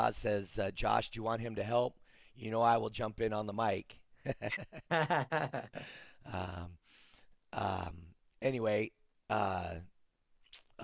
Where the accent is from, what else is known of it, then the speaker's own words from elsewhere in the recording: Reno, Nevada, United States; I'm from Reno, so we do hotel casinos